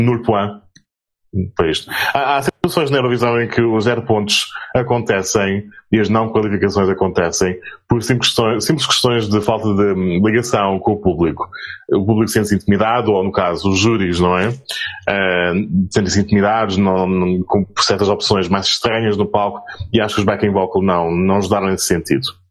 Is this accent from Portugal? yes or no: yes; Azores, Portugal; como açorianos